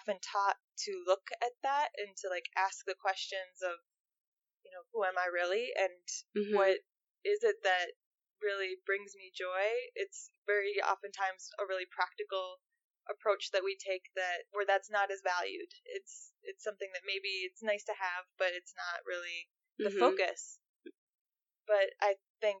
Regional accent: Minnesota, United States; I'm from Minnesota

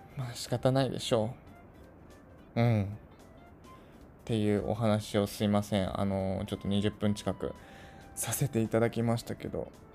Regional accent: Tokyo, Japan; 出身地は東京都です。はい。東京都に、で生まれ育ってます

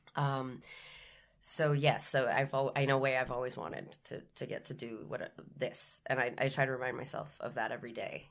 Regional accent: San Juan, Puerto Rico; moved away as an adult; I was born and raised in San Juan, Puerto Rico. I stayed there till I was eighteen.

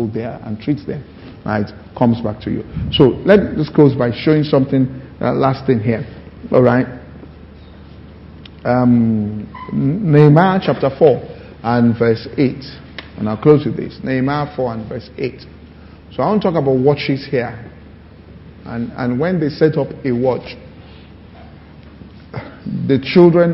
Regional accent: Ibadan, Oyo, Nigeria; when we're growing up in Ibadan, it was a simple city

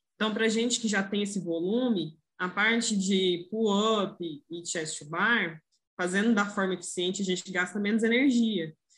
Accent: Goiânia, Goiás, Brazil; eu sou aqui de Goiânia

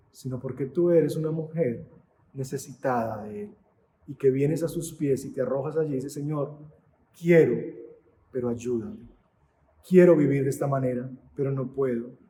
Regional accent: Antioquia, Colombia; soy paisa y entonces quiero ser la matrona de la casa.

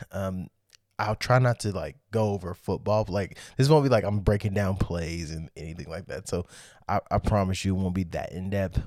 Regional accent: Kansas City, Missouri, United States; I'm from Kansas City

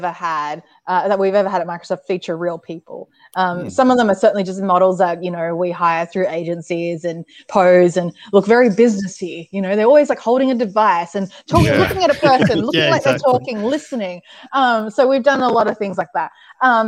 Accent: Sydney, New South Wales, Australia; moved away as an adult; now in Seattle, United States; after living and growing up in Sydney, Australia

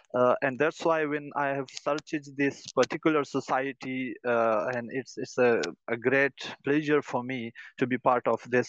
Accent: Pakistan; I'm from Pakistan.

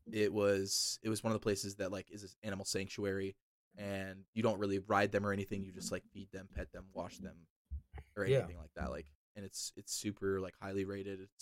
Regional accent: United States; also born or lived in New Orleans, Louisiana / Texas; I grew up in New Orleans and Texas

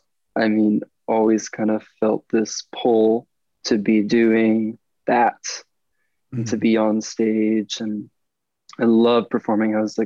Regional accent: Springfield, Missouri, United States; also born or lived in Kansas City / New Hampshire / Illinois; I was born in Kansas City, Missouri, but my family moved around a bit. We lived in New Hampshire for a couple of years, Illinois for a couple of years, but we moved back to Missouri when I was 11. So I say I'm from Missouri.

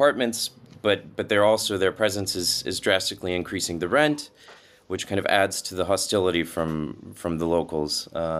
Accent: United States; moved away as an adult; now in Lithuania; as an American

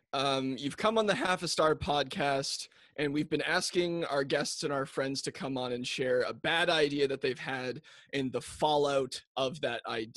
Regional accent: New Glasgow, Nova Scotia, Canada; I grew up in Nova Scotia. I was in New Glasgow.

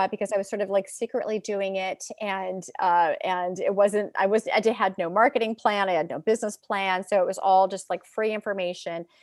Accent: San Francisco Bay Area, California, United States; I am from California, from the San Francisco Bay Area. I grew up in, in the Bay Area

